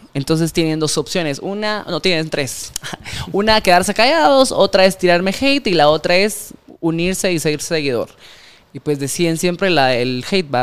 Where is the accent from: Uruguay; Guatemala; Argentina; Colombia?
Guatemala; como guatemaltecos